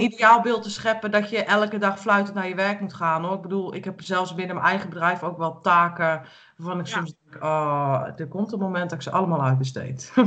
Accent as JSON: {"language": "Dutch", "region": "Utrecht", "country": "Netherlands", "moved": "as an adult", "lives_now": "Ermelo, Netherlands", "said": "Ik kom natuurlijk uit de grote stad. Ik ben vanuit de grote stad waarvan ik kom uit Utrecht"}